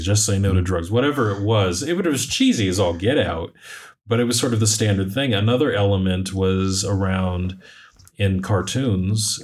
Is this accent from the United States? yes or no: yes; United States; I'm speaking as an American